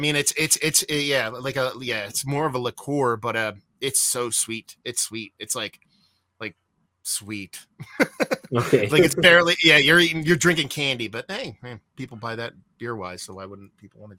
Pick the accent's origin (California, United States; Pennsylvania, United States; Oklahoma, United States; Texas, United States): Pennsylvania, United States; also born or lived in New Jersey; Where I grew up in Pennsylvania, I originally lived in New Jersey and up where I moved into Pennsylvania, I moved there when I was like 12 and a huge Polish background